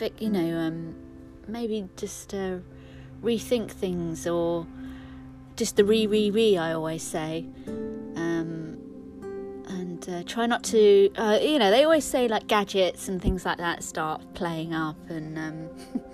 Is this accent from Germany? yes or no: no; London, United Kingdom; I'm from London. I'm from West London